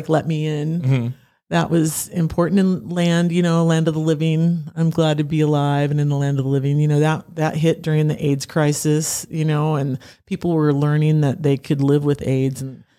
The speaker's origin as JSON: {"language": "English", "region": "Pacific Northwest", "country": "United States", "tie": "born or raised there", "said": "I grew up in the Northwest, you know, I've done all the Heart covers"}